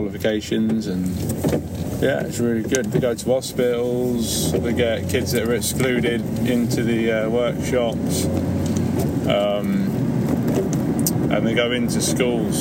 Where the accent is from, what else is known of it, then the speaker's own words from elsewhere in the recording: Leicester, East Midlands, United Kingdom; I'm from Leicester, which is in the Midlands.